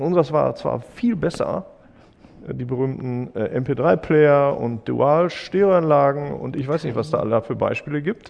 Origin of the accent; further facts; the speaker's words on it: Germany; als Deutsche